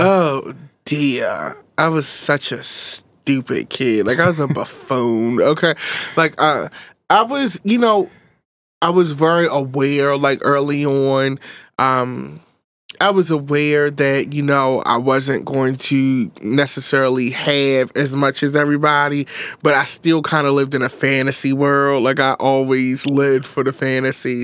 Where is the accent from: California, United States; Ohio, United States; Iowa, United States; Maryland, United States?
Maryland, United States; Baltimore; I grew up in North West Baltimore.